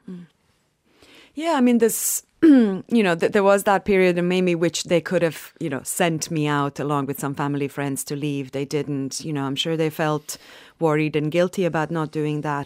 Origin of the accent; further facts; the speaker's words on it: Sarajevo, Federation of Bosnia and Herzegovina, Bosnia & Herzegovina; moved away; I'm from Sarajevo, from Bosnia